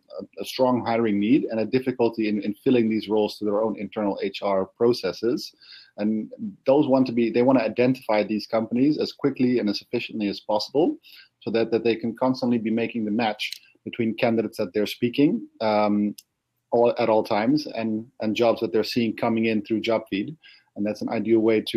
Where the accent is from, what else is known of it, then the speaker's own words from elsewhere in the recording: Netherlands; I'm from the Netherlands. I live in Amsterdam.